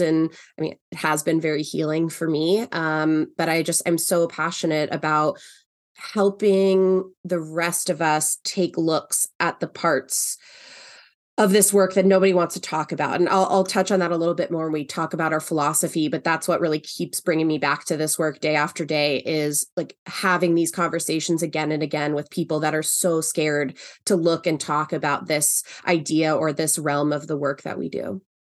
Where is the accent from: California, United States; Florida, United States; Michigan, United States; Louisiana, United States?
California, United States; Los Angeles; moved away as an adult; also born or lived in New York City; now in Seattle, United States; I am originally from Los Angeles, um, moved to New York City when I was eighteen and lived there for, uh, nearly eight years and then have been in Seattle ever since then